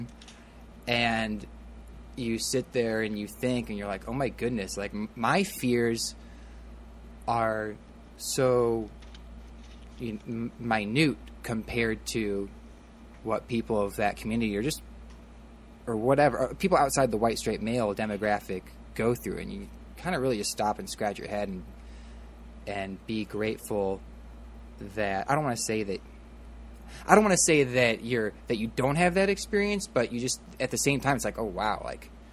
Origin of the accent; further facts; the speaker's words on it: Midwest, United States; now in Los Angeles, United States; growing up in the Midwest